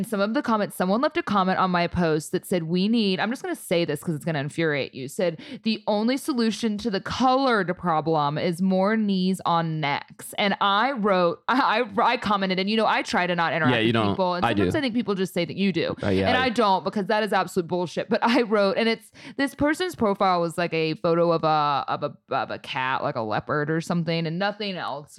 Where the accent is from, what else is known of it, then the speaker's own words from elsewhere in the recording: Ohio, United States; I mean, I'm from Ohio